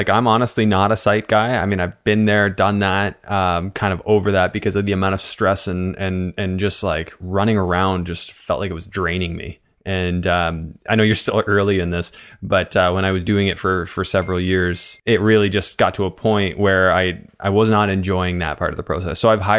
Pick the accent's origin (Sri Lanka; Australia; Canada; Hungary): Canada; now in United States; So not to minimize our conversation about working as a Canadian in the States, because I think that that's important